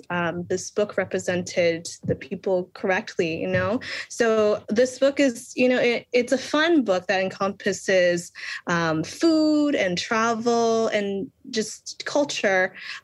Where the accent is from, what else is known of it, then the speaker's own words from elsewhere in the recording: Boston, Massachusetts, United States; now in Lowell, United States; I am born and raised in Boston, Massachusetts. So I grew up in the Boston public school systems. And currently I reside in Lowell, Massachusetts. So it's a big Cambodian community.